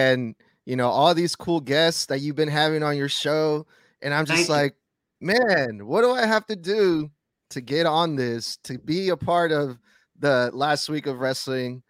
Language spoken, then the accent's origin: English; Sacramento, California, United States; I'm from Sacramento, California